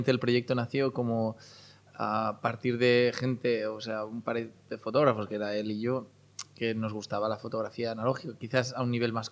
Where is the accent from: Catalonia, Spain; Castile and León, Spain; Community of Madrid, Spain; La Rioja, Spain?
Catalonia, Spain; Barcelona; born there; eh, nací en Barcelona, pero bueno, al final he acabado dando tumbos por todos lados.